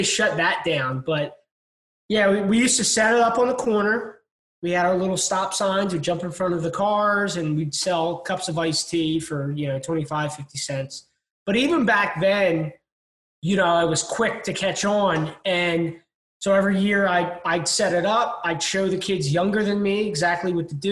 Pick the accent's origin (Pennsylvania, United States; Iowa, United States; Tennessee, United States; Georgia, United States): Pennsylvania, United States; Delaware County, outside Philadelphia; now in St. Petersburg, United States; I was born and raised just outside of Philadelphia, in an area called Delaware County